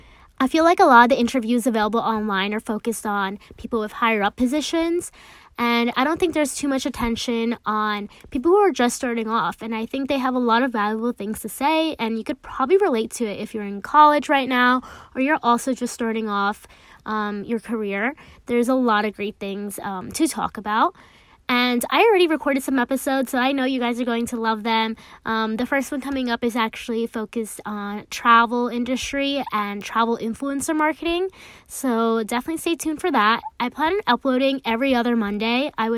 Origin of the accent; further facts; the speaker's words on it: United States; I am a first generation American, so I grew up balancing two different cultures, like being American and also being Hispanic and Latina.